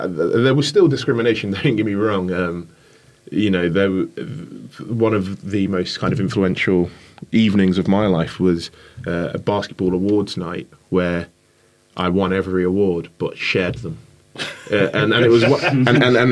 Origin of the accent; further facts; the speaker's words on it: Canterbury, South East England, United Kingdom; also born or lived in London; I spent my first few years in London, Gypsy Hill, Brixton, Tolls Hill, kind of southeast London. And we moved from London to Canterbury in Kent in the 80s.